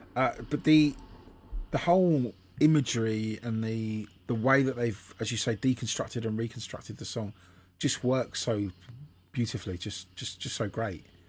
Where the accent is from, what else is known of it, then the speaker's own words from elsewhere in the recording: England, United Kingdom; being English